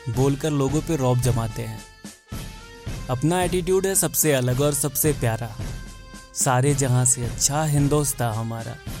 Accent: India; हम इंडियन लोग

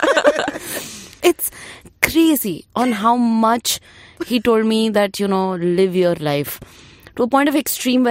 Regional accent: Delhi, India; moved away as an adult; also born or lived in Faridabad, India; now in Mumbai, India; by the age of 20, we moved from Surajkund back to Kailash Colony on rent

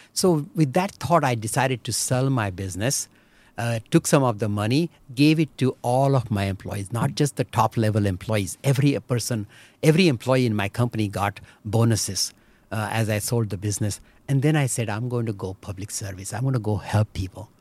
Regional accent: Belagavi, Karnataka, India; English is a second language; moved away as an adult; also born or lived in Chikodi, India / Mumbai, India; now in Michigan, United States; we stayed around Belgaum for huh. my 18 years of my life.

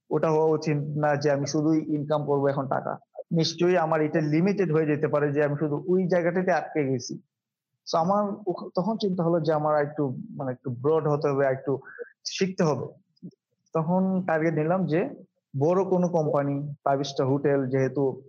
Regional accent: Bangladesh; আমরা আমাদের ফুডকেও Indian cuisine Pakistani cuisine বলে চালাই আমাদের দেশ

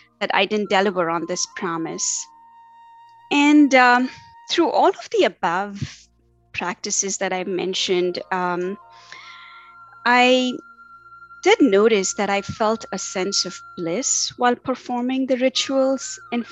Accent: Tamil Nadu, India; moved away as an adult; now in Cary, United States; I was raised in India. And, you know, I was born into an Orthodox yet liberal Hindu, South Indian, and to be more specific, Tamilian family.

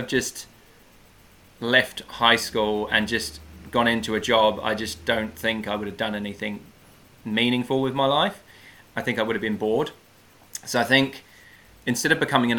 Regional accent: United Kingdom; moved away as an adult; now in New Zealand; I worked in a few restaurants in my hometown, did a bit of fine dining

